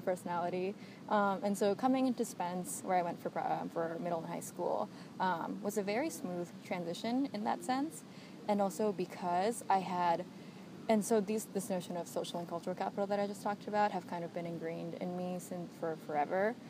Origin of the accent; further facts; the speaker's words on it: United States; a child of immigrants um, growing up, I guess, second generation Asian American